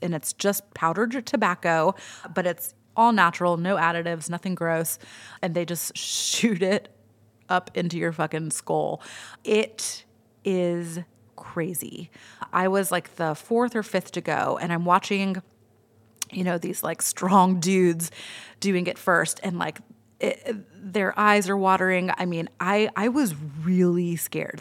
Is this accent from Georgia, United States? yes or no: yes; Atlanta, Georgia, United States; I'm from Atlanta